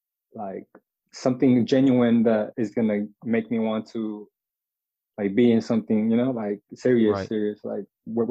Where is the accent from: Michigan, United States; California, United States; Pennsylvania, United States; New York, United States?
California, United States; Fontana; also born or lived in Pacoima, California / Los Angeles, California; I've lived here like since I was like 8, but I've bounced around the IE like throughout my life